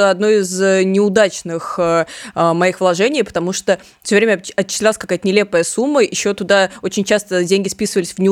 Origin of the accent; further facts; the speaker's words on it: Samara, Samara Oblast, Russia; И, кстати, вот интересный факт а, Самаре, откуда я родом, коммунальщики придумывали такую довольно странную инициативу для должников.